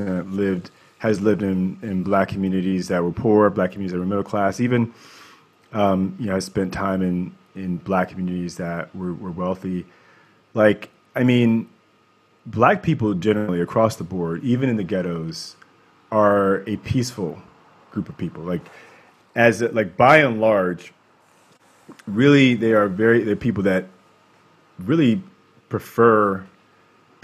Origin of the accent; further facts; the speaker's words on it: Baltimore, Maryland, United States; now in California, United States; growing up in Baltimore, I was very fortunate